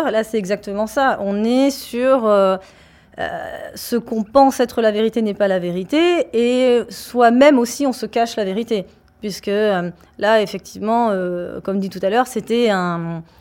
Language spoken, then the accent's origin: French; Paris, Île-de-France, France; De Paris. je suis de Paris.